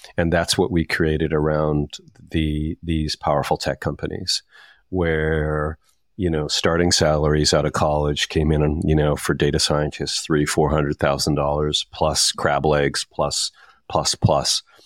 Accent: Saskatchewan, Canada; I'm from Saskatchewan

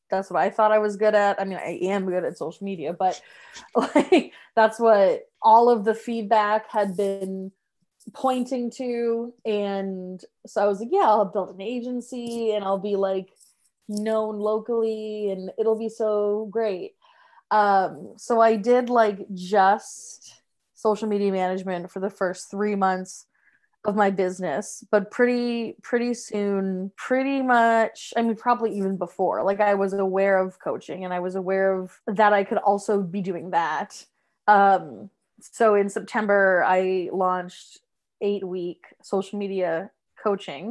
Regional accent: Massachusetts, United States; moved away as an adult; also born or lived in Salem, Massachusetts; now in Rhode Island, United States; I am from Massachusetts

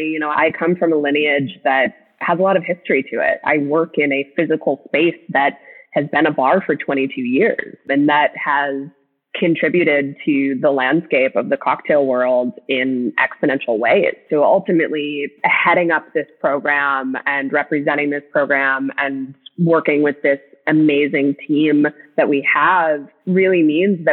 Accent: Minnesota, United States; I grew up in Minnesota. I grew up in the Midwest

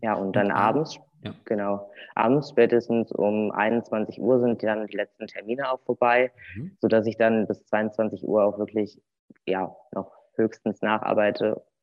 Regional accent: Cologne, North Rhine-Westphalia, Germany; moved away as an adult; now in Bad Arolsen, Germany; Ich komme ursprünglich aus Köln, aus der Kölner Region

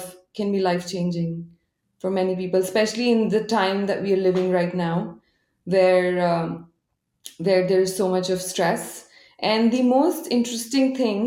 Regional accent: India; moved away as an adult; now in Japan; as an Indian

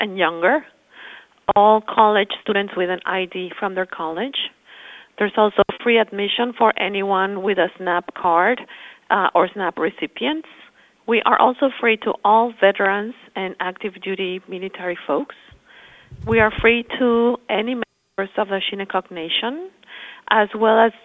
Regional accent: Mexico City, Mexico; moved away as an adult; also born or lived in Spain; I was born in Mexico City and I studied architecture

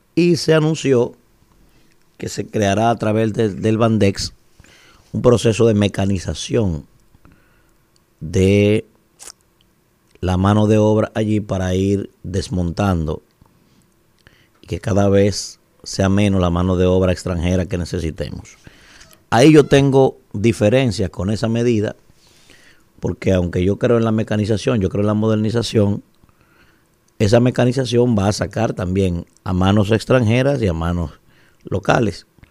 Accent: Dominican Republic; nosotros como dominicanos

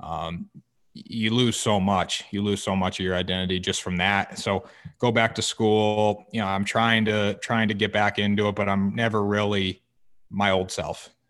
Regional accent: Essex, Connecticut, United States; I'm from Essex, Connecticut

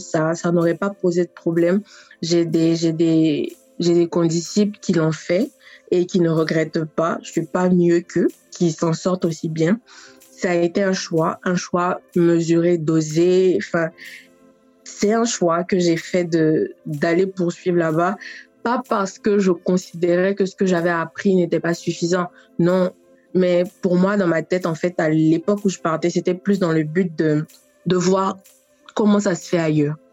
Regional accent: Côte d’Ivoire; also born or lived in Paris, France; je suis ivoirienne

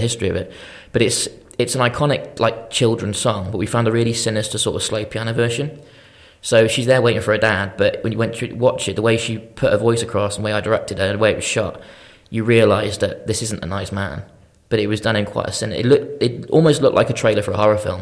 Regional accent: Shrewsbury, West Midlands, United Kingdom; I'm from Shrewsbury originally, went to Shrewsbury College

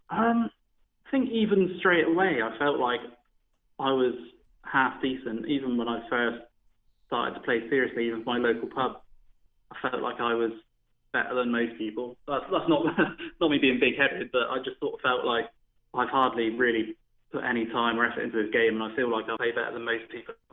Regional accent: Holcombe Rogus, South West England, United Kingdom; I'm, not, I'm from Devon.

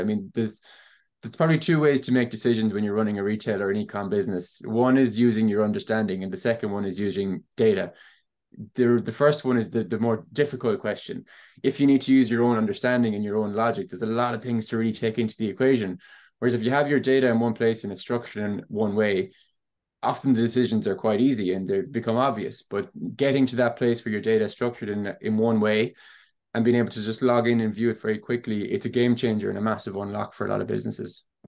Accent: Ennis, County Clare, Ireland; I'm from Ennis in County Clare. I've grown up with e-commerce at home

